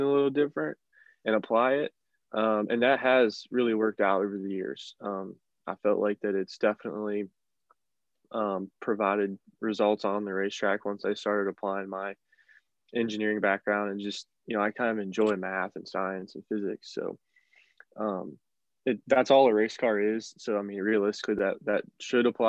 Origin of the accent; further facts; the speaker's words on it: Northern West Virginia, United States; I'm from Northern West Virginia, which is, not a lot of racing around there. There's some dirt racing, but there's really no asphalt racing, never has been. But really how I got into racing was, growing up in West Virginia